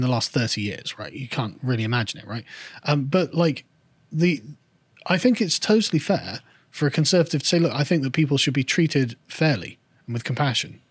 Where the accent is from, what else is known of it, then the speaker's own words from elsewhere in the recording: England, United Kingdom; I'm an Englishman